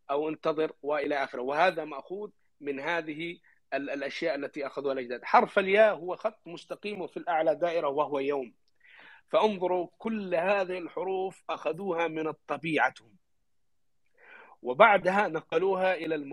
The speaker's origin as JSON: {"language": "Arabic", "country": "Yemen", "said": "عندنا في اليمن"}